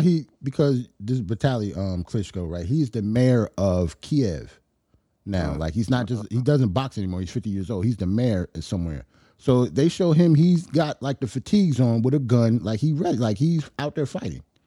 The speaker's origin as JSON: {"language": "English", "region": "New York", "country": "United States", "said": "as a New Yorker"}